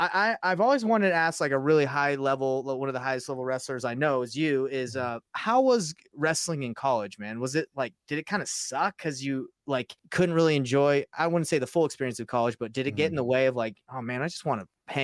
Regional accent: Utah, United States; So yeah, because I'm from Utah, right? So they talk about him a lot.

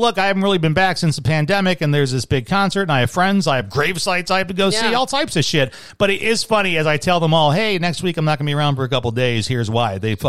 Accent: Chicago, Illinois, United States; moved away; also born or lived in Flint; now being out of the Midwest, right, it's I say I'm from Chicago, and that's a faraway land, right?

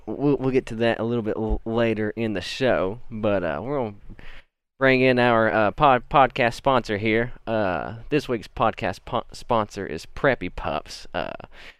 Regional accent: Oliver Springs, Tennessee, United States; I was born here in Oliver Springs here. That's where I reside

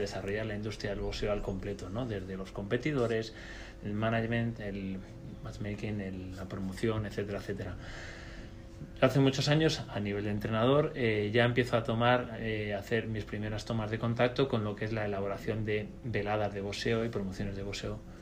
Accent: Spain; nosotros somos españoles

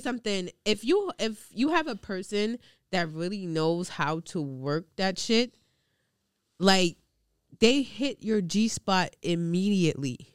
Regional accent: New York City, New York, United States; also born or lived in Long Island; growing up in Queens and then going to like Long Island

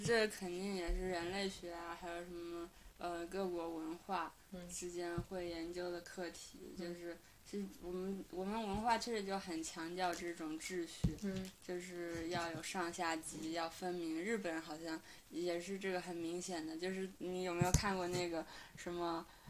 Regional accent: China; moved away; 我们中国人

